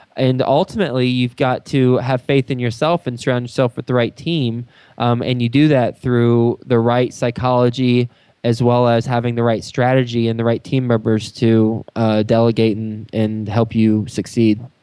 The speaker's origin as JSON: {"language": "English", "region": "Texas", "country": "United States", "also_born_or_lived": "New York City", "moved": "as an adult", "lives_now": "Cincinnati, United States", "said": "i'm from Texas. I lived in New York City the last 10 years and now I've I've lived in Cincinnati for about 8 months"}